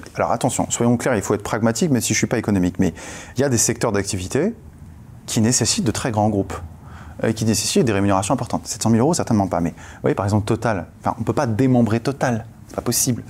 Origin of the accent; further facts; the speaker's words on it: France; on est français